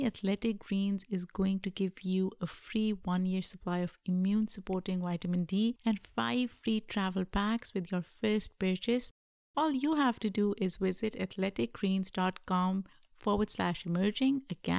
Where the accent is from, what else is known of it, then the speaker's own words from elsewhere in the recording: Pakistan; Like, I grew up in Pakistan and I watched field hockey.